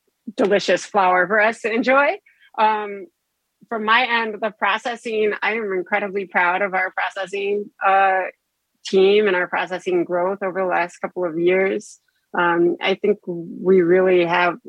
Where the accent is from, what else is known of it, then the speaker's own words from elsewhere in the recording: just north of Ann Arbor, Michigan, United States; moved away as an adult; also born or lived in Chicago / Texas; I was born and raised in Michigan, just north of Ann Arbor. I spent my entire childhood here